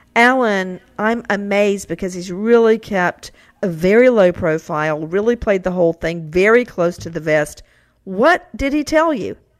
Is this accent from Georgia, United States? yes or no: yes; Macon, Georgia, United States; where I grew up in Macon, Georgia